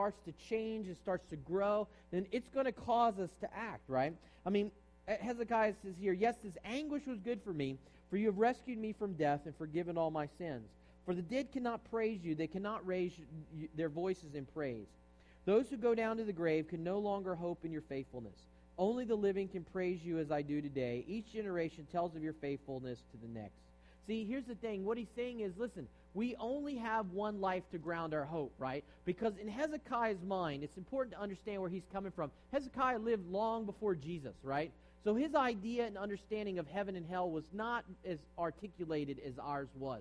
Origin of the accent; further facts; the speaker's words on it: East Coast, United States; now in San Jose, United States; I'm from the East Coast